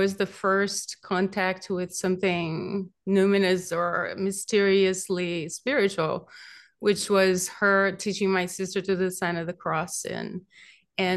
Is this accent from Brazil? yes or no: yes; Brazil; accent: Brazilian; also born or lived in Beverly Hills / Pacific Palisades; now in Malibu, United States; I grew up in Brazil, and I had relatives who were mediums